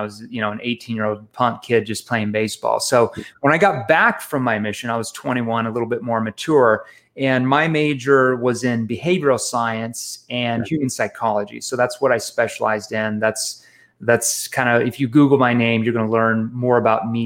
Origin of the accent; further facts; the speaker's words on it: Osceola, Missouri, United States; moved away as an adult; also born or lived in Fayetteville, Arkansas; my parents moved me to the big metropolitan area of a town called Osceola, Missouri, and that has a population of 755 people. So that's where I grew up.